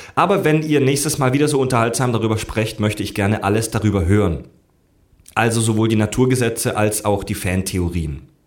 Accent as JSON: {"language": "German", "region": "Southern Germany", "country": "Germany", "tie": "born or raised there", "moved": "yes", "said": "zu Hause in meiner Heimat in Süddeutschland"}